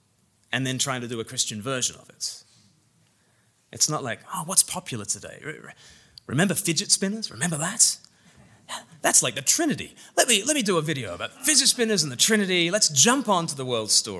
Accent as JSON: {"language": "English", "country": "Australia", "moved": "yes", "lives_now": "England, United Kingdom", "said": "I'm Australian and I live in England"}